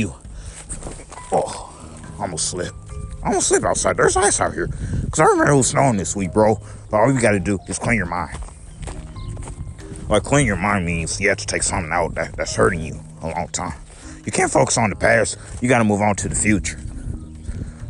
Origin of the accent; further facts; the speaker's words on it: United States; I'm American.